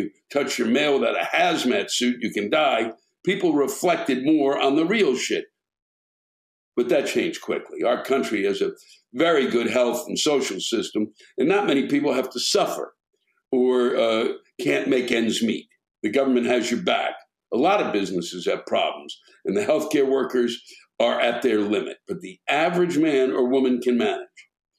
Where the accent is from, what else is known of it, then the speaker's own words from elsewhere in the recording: Germany; My complaint is about the stupid, ignorant, and spoiled people in my home country, Germany, especially during COVID.